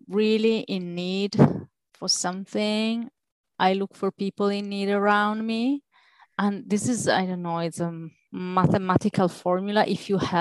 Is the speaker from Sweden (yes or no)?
no; Italy; moved away; I am Mediterranean, I'm from Italy